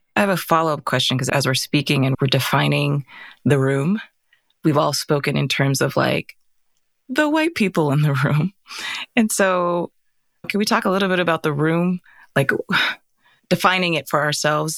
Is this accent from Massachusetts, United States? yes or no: no; Arizona, United States; we grew up in Arizona.